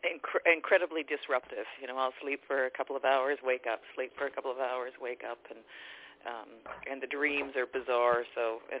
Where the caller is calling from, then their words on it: Vancouver area, British Columbia, Canada; I'm calling from British Columbia, Vancouver area.